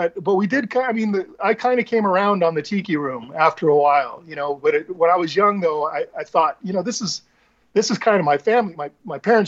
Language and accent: English; Mesa, Arizona, United States; moved away as an adult; also born or lived in Phoenix, Arizona; now in California, United States; most of my life was in Mesa